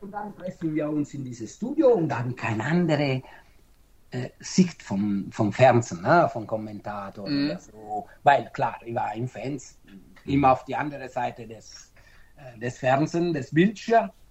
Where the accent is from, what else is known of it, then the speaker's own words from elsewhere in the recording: Naples, Campania, Italy; German is a second language; moved away; ich bin Italiener, also äh, Italiener, ich bin Neapolitaner